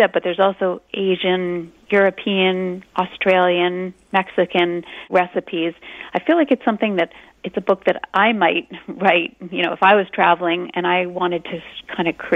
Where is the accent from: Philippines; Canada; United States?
Canada; we are Canadian